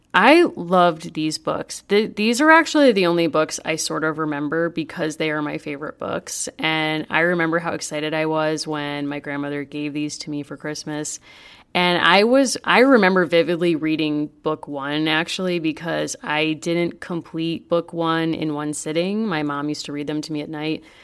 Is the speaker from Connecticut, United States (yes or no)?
yes; Hartford, Connecticut, United States; I grew up in the Hartford area